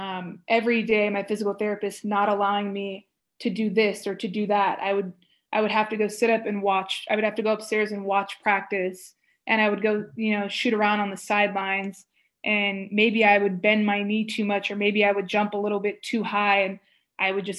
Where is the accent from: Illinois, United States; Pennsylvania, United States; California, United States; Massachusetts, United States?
California, United States; Stockton; moved away as an adult; It was close to Stockton. It was close to my hometown.